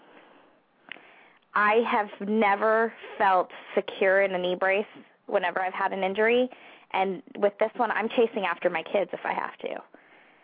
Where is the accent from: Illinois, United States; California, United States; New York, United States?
California, United States; moved away as an adult; also born or lived in San Diego; now in near Washington, D.C., United States; we're from California, so we're close to family.